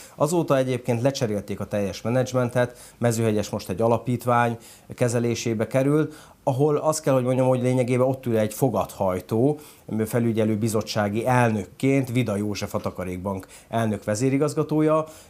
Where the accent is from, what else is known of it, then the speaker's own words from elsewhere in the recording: Hungary; moved away as an adult; Külföldön éltem feleségemmel együtt 5 évet, és 2000 14-ben jöttünk haza